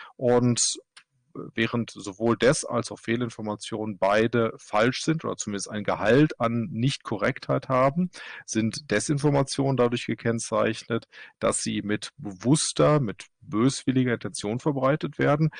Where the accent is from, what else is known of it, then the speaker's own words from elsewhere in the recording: Germany; now in Kristiansand, Norway; Ich bin Deutscher, arbeite allerdings in Norwegen